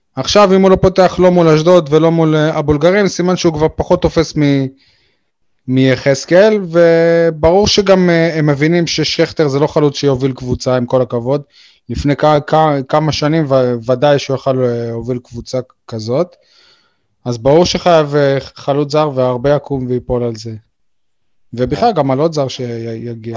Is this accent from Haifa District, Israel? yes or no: no; Beersheba, Southern District, Israel; moved away as an adult; now in Ofakim, Israel; אמנם אני מתגורר ויושן באופקים, אבל אני... אני באר שבעי מאז ולעולם